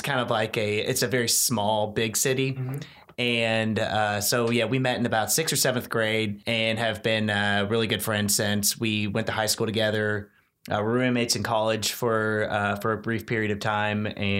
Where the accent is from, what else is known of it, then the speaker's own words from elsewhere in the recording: Louisville, Kentucky, United States; I'm from Louisville, Kentucky originally.